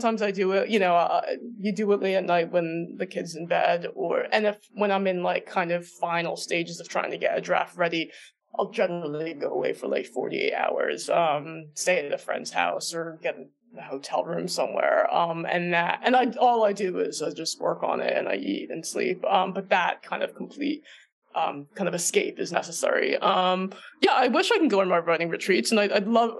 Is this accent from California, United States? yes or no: no; New Jersey, United States; moved away; I grew up in New Jersey